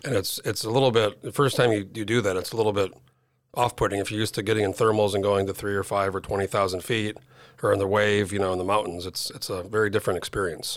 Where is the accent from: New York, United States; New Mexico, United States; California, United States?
New Mexico, United States; now in Alaska, United States; I grew up in New Mexico. I moved here in oh four